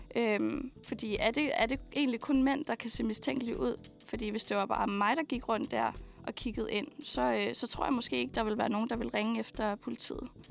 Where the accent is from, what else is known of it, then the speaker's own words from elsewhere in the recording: Skælskør, Zealand, Denmark; jeg er fra Skelskør.